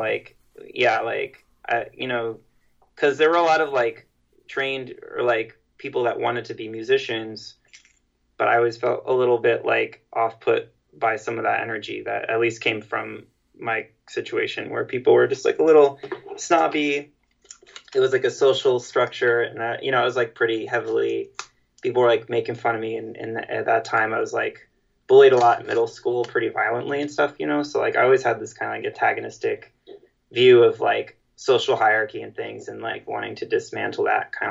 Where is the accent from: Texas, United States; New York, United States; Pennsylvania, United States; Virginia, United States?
New York, United States; New York City; we're all from New York City